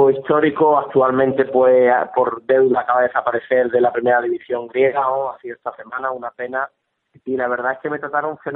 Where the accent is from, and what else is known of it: Cádiz, Andalusia, Spain